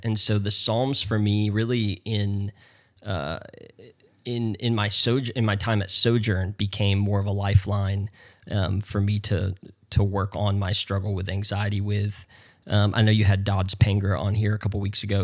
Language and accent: English; North Carolina, United States; moved away as an adult; also born or lived in Texas; now in Houston, United States; I'm originally from North Carolina